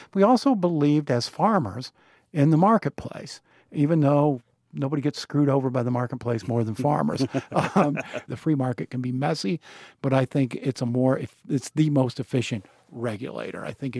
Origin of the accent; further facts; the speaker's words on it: Burkesville, Kentucky, United States; born there; I was born in Berksville, Kentucky, which is in the foothills of the Appalachians. No hospital. I was born in a doctor's office, taken home right away to the only way I can describe it is a three-room shack